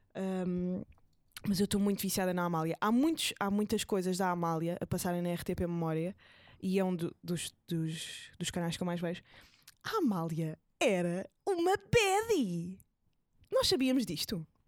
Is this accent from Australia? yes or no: no; Portugal; nós, até como portugueses